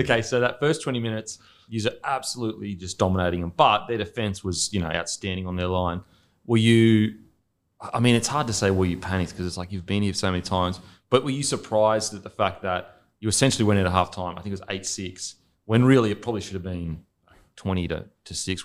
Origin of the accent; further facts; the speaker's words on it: Australia; moved away as an adult; also born or lived in New Zealand; as an Aussie